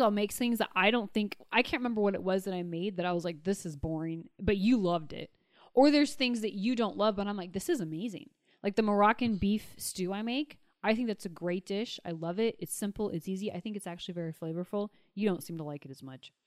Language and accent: English; Pierce County, Western Washington, United States; moved away; I'm from Western Washington, from you know, the Seattle area, and the Wiccan population there is actually very strong. The county that I grew up in at the time was the most unchurched county in all of the nation